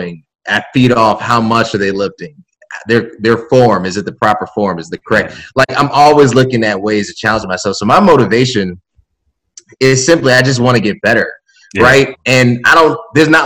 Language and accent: English; Chicago, Illinois, United States; a Chicagoan